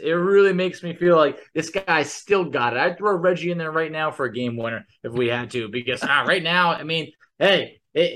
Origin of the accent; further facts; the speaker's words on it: New York, United States; I growing up in New York